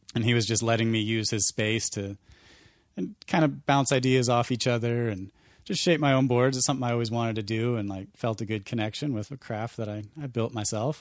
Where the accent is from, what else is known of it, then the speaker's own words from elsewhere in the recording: Montana, United States; growing up in Montana